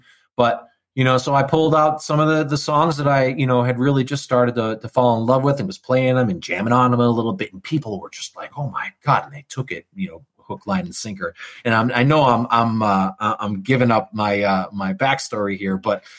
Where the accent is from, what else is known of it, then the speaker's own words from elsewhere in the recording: San Antonio, Texas, United States; I'm from San Antonio, Texas, and I'm here to play some country music for y'all.